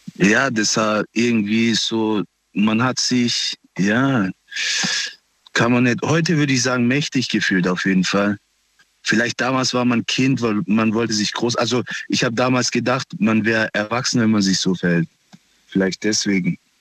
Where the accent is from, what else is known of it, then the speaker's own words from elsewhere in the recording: Pforzheim, Baden-Württemberg, Germany; Ich komme aus Pforzheim, aus Nordstadt